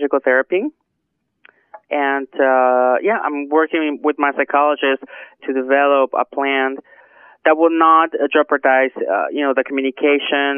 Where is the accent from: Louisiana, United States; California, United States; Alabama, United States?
California, United States; Modesto; I'm born in Modesto, but I come from an Arab dad and a Mexican mother.